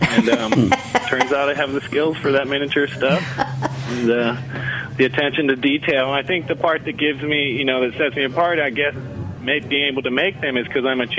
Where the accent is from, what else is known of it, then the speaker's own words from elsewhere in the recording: California, United States; moved away as an adult; now in Seattle, United States; I moved to the Seattle area from Northern California when I was about 23 and found cheesemaking.